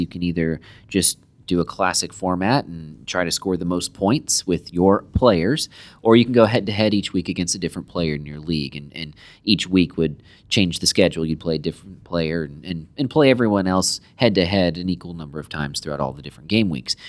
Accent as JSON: {"language": "English", "country": "United States", "said": "as American soccer fans, football fans"}